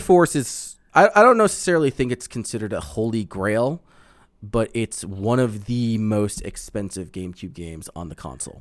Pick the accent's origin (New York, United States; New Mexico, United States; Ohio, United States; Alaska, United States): New York, United States; Long Island; moved away; I grew up on in Long Island.